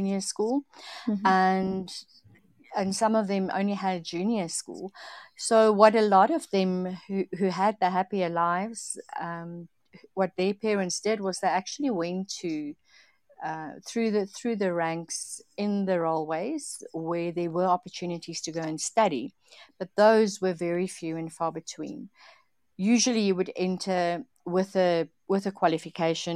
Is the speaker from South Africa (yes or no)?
yes; Napierville, South Africa; now in Johannesburg, South Africa; I grew up in Napierville. I now live in Johannesburg, the capital.